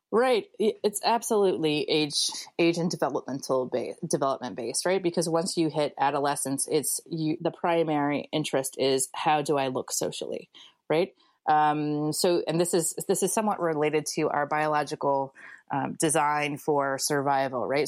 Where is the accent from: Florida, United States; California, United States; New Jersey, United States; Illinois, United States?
Illinois, United States; Springfield; my middle class life growing up in Springfield, Illinois